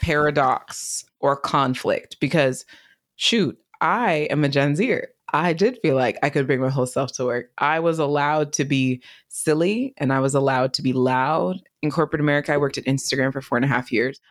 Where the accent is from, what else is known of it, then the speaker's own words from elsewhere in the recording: East Bay area, California, United States; I grew up in the East Bay area